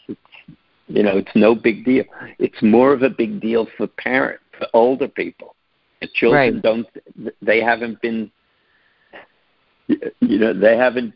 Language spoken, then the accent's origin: English; New York City, New York, United States; I grew up in New York City